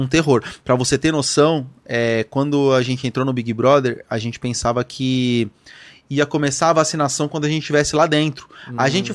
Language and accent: Portuguese; São Paulo, Brazil; na primeira casa onde eu morei, lá onde? no Lausanne, zona norte de São Paulo